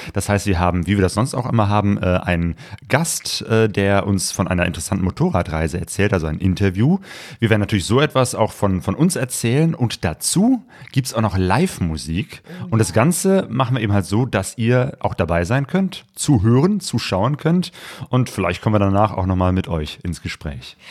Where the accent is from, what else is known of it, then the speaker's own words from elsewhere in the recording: Cologne, North Rhine-Westphalia, Germany; now in Essen, Germany; nach Köln, meiner Geburtsstadt